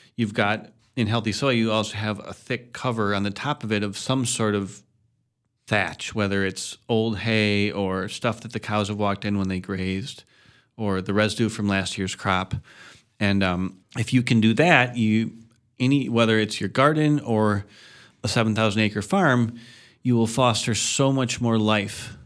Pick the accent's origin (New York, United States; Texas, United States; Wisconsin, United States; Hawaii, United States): Wisconsin, United States; Madison; also born or lived in Chicago / Middle Ridge / Coon Valley; I was born in Chicago. I lived for a little while up in Middle Ridge when we were moving to Madison, and then I spent my childhood in Madison